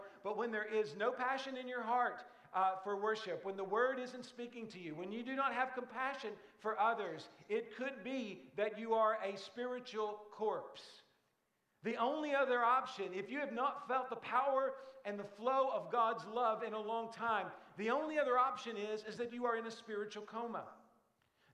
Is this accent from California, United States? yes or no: no; Brookport, Illinois, United States; It's where my hometown is.